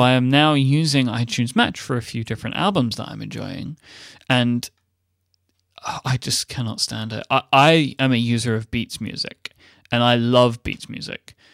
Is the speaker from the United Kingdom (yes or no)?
yes; United Kingdom